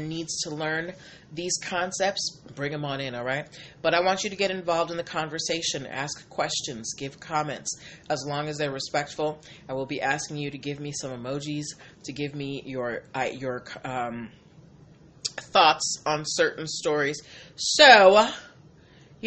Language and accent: English; Boston, Massachusetts, United States; I am from Boston